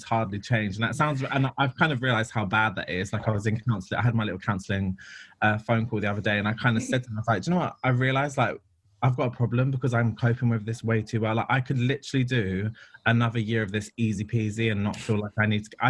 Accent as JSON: {"language": "English", "region": "London", "country": "United Kingdom", "tie": "born or raised there", "said": "I grew up in London. I'm from Ladbroke Grove"}